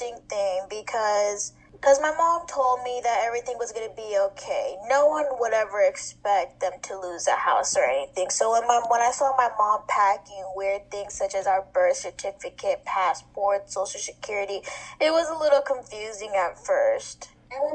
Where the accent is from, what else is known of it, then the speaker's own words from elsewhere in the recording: Houston, Texas, United States; moved away; also born or lived in Galveston, Texas; I'm originally from Houston, Texas. And the reason why we moved to Galveston was because my dad got a better job opportunity there.